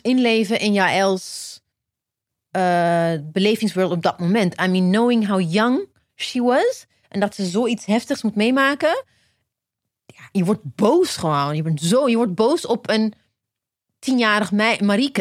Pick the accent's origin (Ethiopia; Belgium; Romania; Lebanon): Ethiopia; now in Netherlands; ik ben in Ethiopië geboren, maar ik ben naar Nederland gekomen.